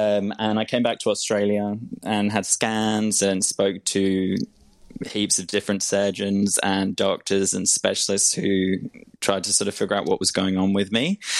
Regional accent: England, United Kingdom; I'm English, yeah. So it just depends who I speak to, though, because sometimes people think I sound really Aussie, and then other times fully English.

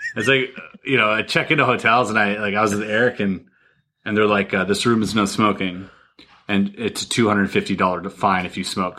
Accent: Canada; I'm Canadian

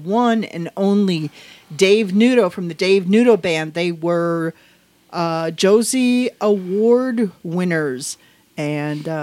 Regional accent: Wisconsin, United States; I grew up in Wisconsin, which is Midwest too

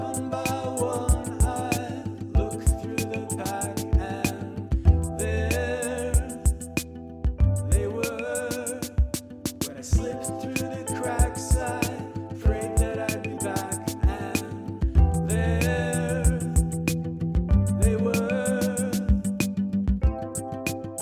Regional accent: Calgary, Alberta, Canada; moved away as an adult; now in North Vancouver, Canada; resides in North Vancouver and was born and raised in Calgary, Alberta for much of my life

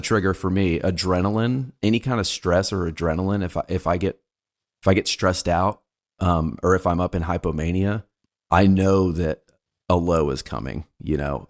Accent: United States; I was born in America

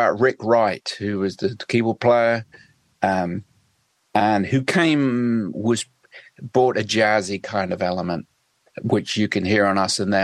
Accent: West Suffolk, East of England, United Kingdom; moved away; also born or lived in London; I grew up in West Suffolk, which is it's kind of like the Wild West

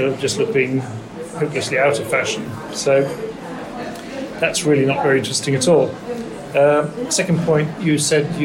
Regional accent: Norway; also born or lived in Aarhus, Denmark / Oxford, England; I was born in Aarhus in Denmark. Then I spent the first 4 or 5 years of my life in Oxford, right, before moving back to Norway. My father's Norwegian.

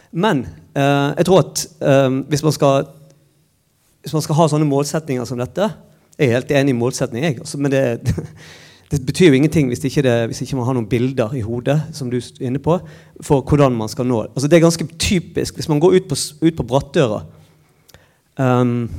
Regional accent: Bergen, Vestland, Norway; moved away as an adult; now in Trondheim, Norway; jeg kommer fra Bergen

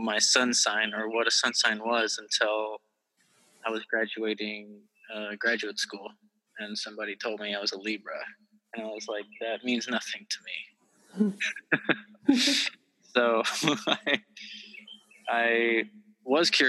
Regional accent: Kentucky, United States; moved away as an adult; I am from Kentucky originally

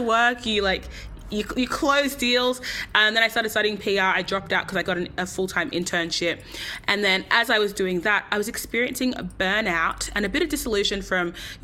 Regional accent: Sydney, New South Wales, Australia; fully born and raised in Sydney.

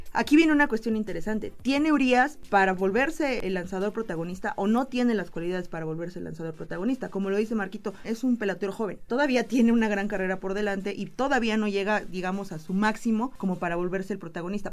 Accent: Mexico; en México somos los villamelones

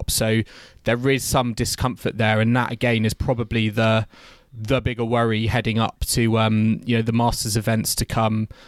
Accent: United Kingdom; as a British fan

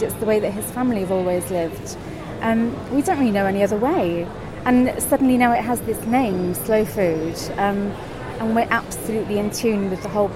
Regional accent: Cardiff, Wales, United Kingdom; I grew up in Cardiff, was born in Cardiff

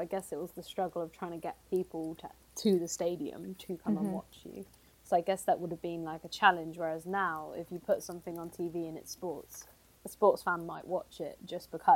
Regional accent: England, United Kingdom; in England we just go football

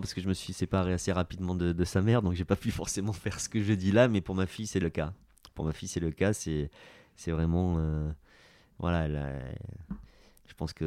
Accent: Basque Country, Nouvelle-Aquitaine, France; moved away as an adult; also born or lived in Munich, Germany / Bordeaux; je suis basque

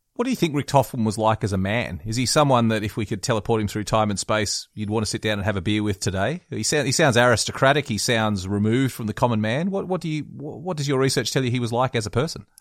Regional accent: West Wyalong, New South Wales, Australia; growing up in West Wyalong

